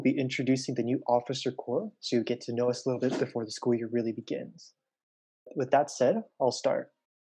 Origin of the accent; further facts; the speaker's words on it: Bandung, West Java, Indonesia; now in Berkeley, United States; I come from Bandung, Indonesia.